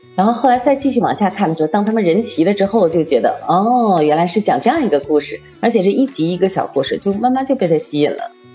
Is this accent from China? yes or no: yes; Liaoning, China; 我是辽宁人，我从小就是嗯。看赵本山的小品长大的